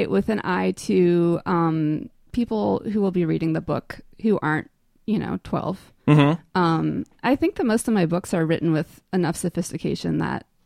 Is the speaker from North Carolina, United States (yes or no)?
yes; Asheville, North Carolina, United States; moving back to my hometown, which is here, Asheville.